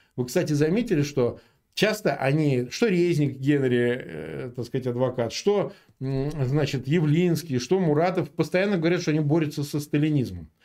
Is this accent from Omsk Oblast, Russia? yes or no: no; Samara, Samara Oblast, Russia; Я родился в Самаре, в прежнем Куйбышеве.